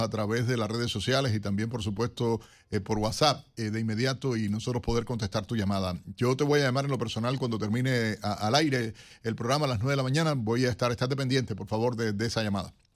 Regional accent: Cuba; moved away; como cubano también, aunque salí de la isla hace tantísimos

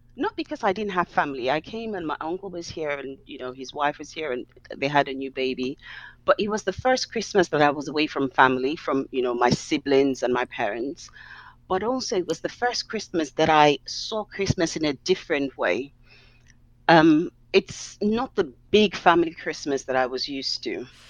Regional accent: Nigeria; now in London, United Kingdom; growing up in Nigeria

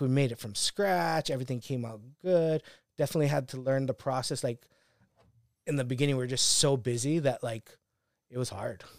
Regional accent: Hawaii, United States; moved away as an adult; growing up in Hawaii

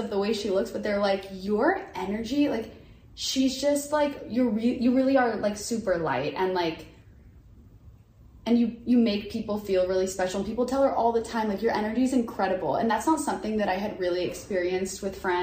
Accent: Houston, Texas, United States; I'm from Houston

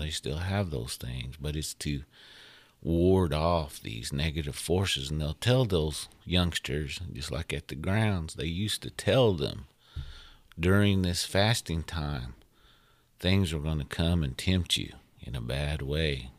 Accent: United States; we as Indian folks

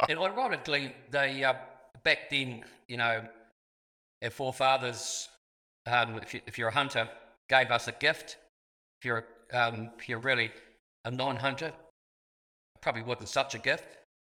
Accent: Southland, New Zealand; I was born in Southland

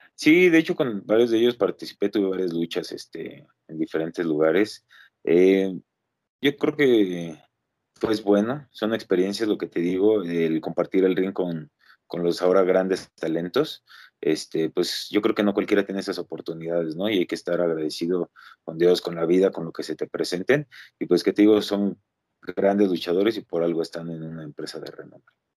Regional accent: Mexico; todos en algún momento como mexicanos lo que queremos es llegar a la Arena México

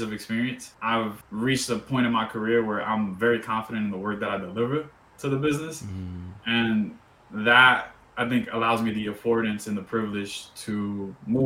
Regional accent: New York City, New York, United States; also born or lived in Dominican Republic; I'm from New York too. I'm from East New York, 75th Precinct.

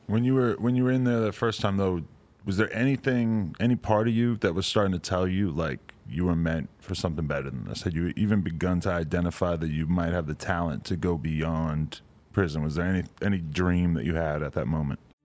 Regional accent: New Hampshire, United States; I grew up in New Hampshire

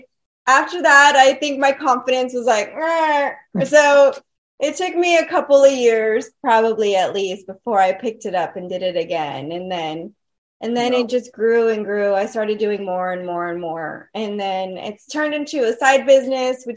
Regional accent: Eagle Pass, Texas, United States; also born or lived in San Antonio; I grew up in Eagle Pass.

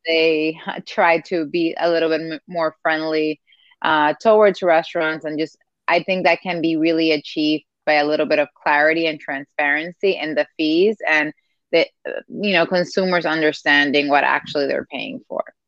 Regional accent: Dominican Republic; moved away; I grew up in Dominican Republic. Part of my family is Cuban

